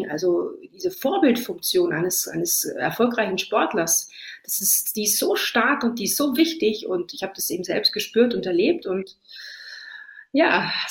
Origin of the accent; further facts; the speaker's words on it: Trentino-Alto Adige, Italy; klar sind wir auf ein paar Italienerinnen und ich fühle mich auch als Italienerin, aber ich fühle mich noch mehr als Südtirolerin